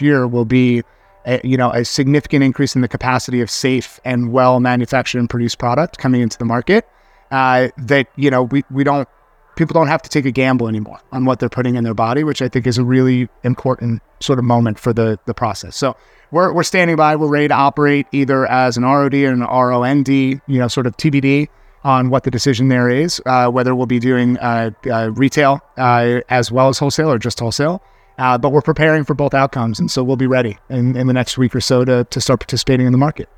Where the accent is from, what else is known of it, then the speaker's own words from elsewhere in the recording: New York, United States; as a New Yorker